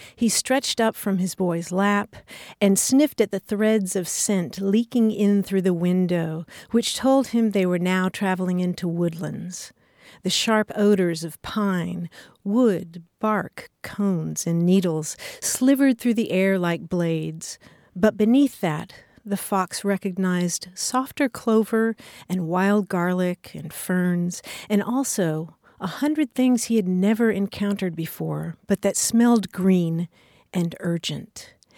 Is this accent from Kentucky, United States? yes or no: yes; Kentucky, United States; I grew up in Kentucky where the state religion is basketball